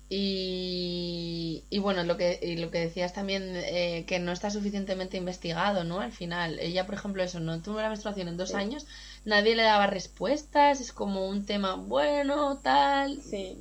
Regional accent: Gijón, Asturias, Spain; moved away; also born or lived in Berlin / London / Barcelona; yo soy de Gijón

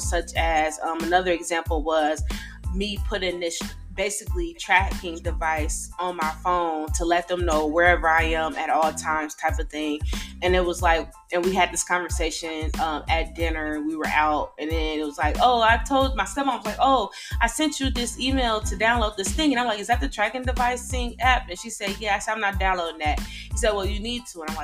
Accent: Decatur, Illinois, United States; moved away as an adult; also born or lived in Texas; we're all originally from Decatur, Illinois

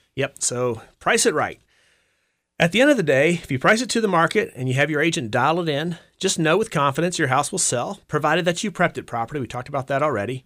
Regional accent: Campbell County, Virginia, United States; also born or lived in Augusta County, Virginia; I was actually born in Augusta County, and when I was five years old, my parents moved moved to Campbell County, about twelve miles south of Rustburg. I'm the oldest of five kids. I grew up on a dairy farm

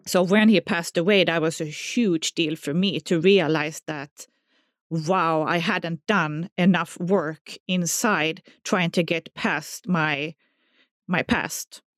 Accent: southern Sweden, Sweden; English is a second language; moved away; Well, I grew up in southern Sweden, so, you know, everybody by now can hear my accent, so they know I'm not from America.

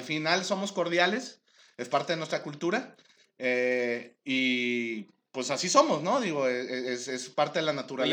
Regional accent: Mexico; tenemos como mexicanos

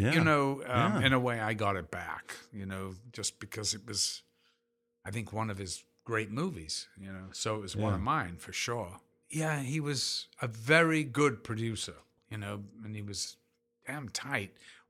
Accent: Liverpool, North West England, United Kingdom; You know, I'm from Liverpool, for God's sake.

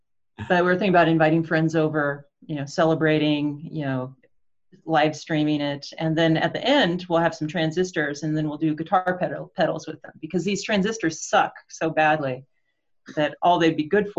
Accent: Portland, United States; I'm from Portland

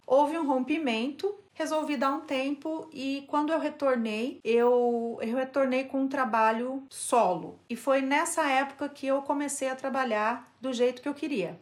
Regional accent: Brazil; moved away as an adult; now in Turkey; somos brasileiros

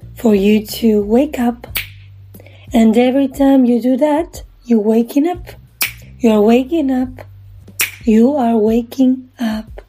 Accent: Argentina; from Argentina

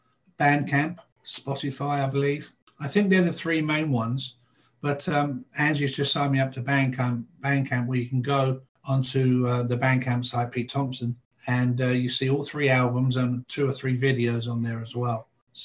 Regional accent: Bournemouth, South West England, United Kingdom; born there; also born or lived in Nottingham; I was born in Bournemouth in England, which is on the south coast. Moved up to Nottingham, which is up in the north.

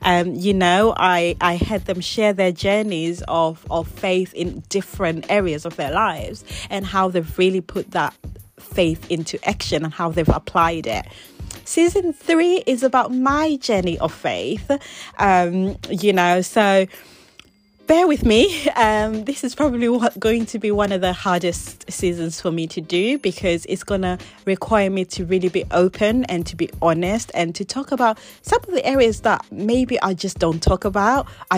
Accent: England, United Kingdom; also born or lived in Zimbabwe; So I was born there, but I didn't actually grow up there. I moved to England whe

